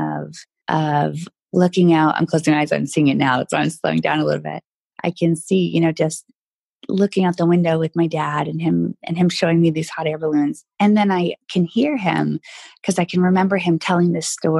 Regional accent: New Hampshire, United States; moved away; I grew up in New Hampshire

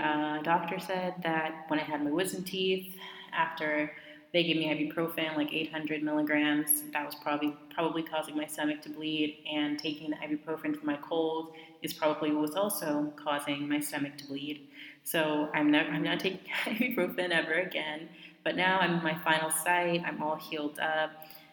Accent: Southern California, United States; moved away as an adult; also born or lived in Riverside or Fontana area, California; now in Morocco; my hometown in SoCal

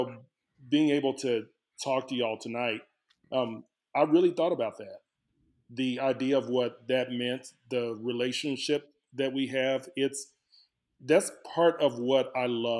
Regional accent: Dallas, Texas, United States; moved away as an adult; now in Lubbock, United States; I was born and raised in Dallas, Texas.

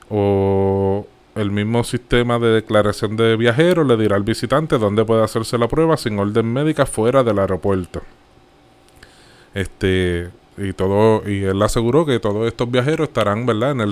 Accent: Puerto Rico; Como buen boricua.

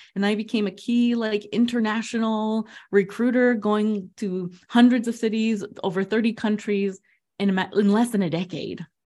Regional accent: New Jersey, United States; also born or lived in Queens, New York; I was born in Queens, raised in New Jersey with Latin American parents

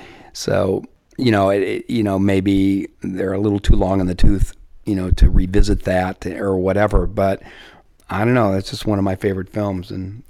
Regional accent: Southern California, United States; You know, I grew up in Southern California, so I'm used to 300 days of sunshine a year.

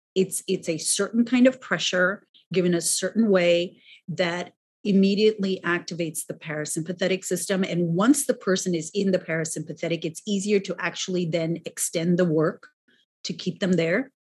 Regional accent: New York City, New York, United States; I'm also a New Yorker.

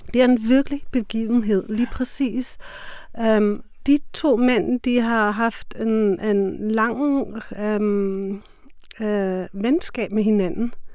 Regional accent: Germany; Danish is a second language; now in Denmark; jeg er tysker

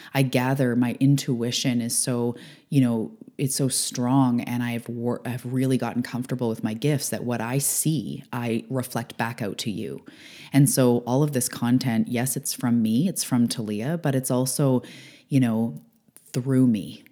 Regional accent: Canada; I'm a Canadian

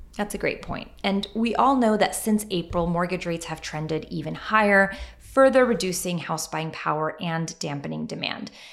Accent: Western New York, United States; I grew up in Western New York

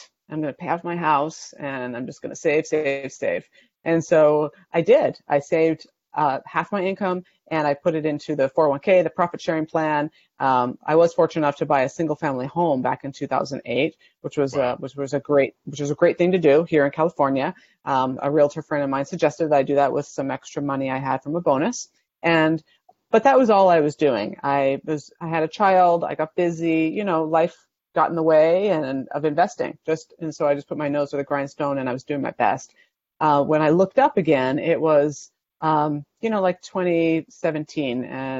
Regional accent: Canada; moved away as an adult; now in United States; I moved down from Canada to be a family physician in 2002, right out of residency.

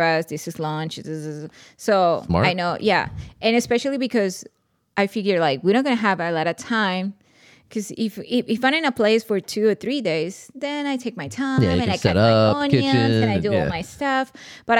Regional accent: Colombia; moved away; I'm from Colombia

